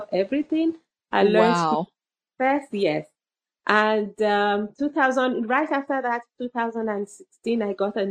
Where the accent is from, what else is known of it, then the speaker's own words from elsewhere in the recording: Southern Ontario, Canada; I'm from Southern Ontario, Canada